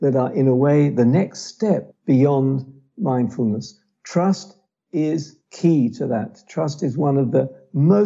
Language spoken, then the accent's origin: English; London, United Kingdom; born or raised there; now in Israel